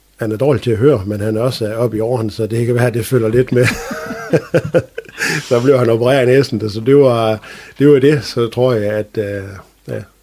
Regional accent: Strandby, North Denmark Region, Denmark; jeg er født og opvokset i Strandby

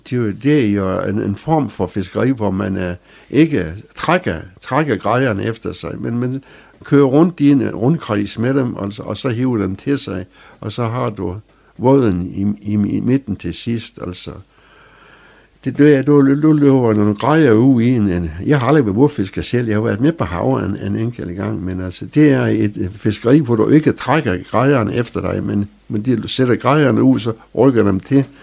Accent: Strandby, North Denmark Region, Denmark; jeg forsvarer min by til det sidste. Jeg synes, det er det bedste sted at være.

